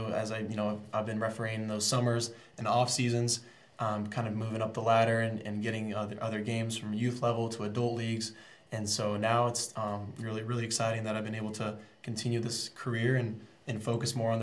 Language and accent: English; Overland Park, Kansas, United States; I'm from Overland Park, Kansas, from this area. Grew up playing soccer my whole life.